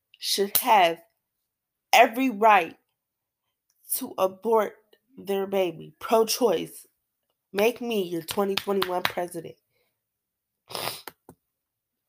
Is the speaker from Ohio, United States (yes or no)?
yes; Cincinnati, Ohio, United States; I'm 17 years old, born and raised in Cincinnati